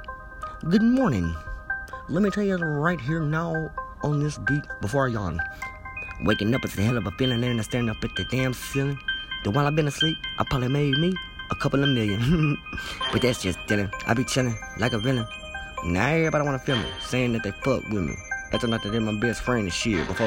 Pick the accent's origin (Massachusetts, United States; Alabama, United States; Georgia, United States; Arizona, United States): Alabama, United States; I'm from Alabama